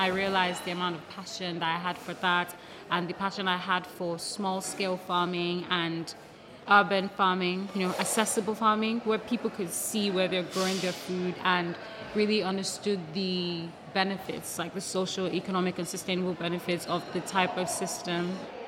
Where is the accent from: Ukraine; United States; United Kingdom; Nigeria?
Nigeria; I'm also Nigerian, yeah. Nigerian and Lebanese.